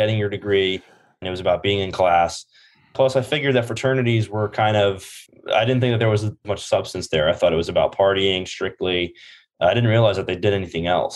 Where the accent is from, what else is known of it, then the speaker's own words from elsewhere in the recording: Howell, New Jersey, United States; moved away as an adult; now in Charlottesville, United States; I'm from Howell, New Jersey, originally.